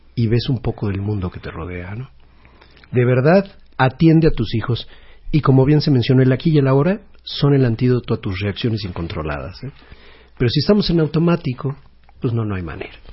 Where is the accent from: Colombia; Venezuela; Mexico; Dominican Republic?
Mexico; como cultura mexicana de familia muégano, de la que estamos tan orgullosos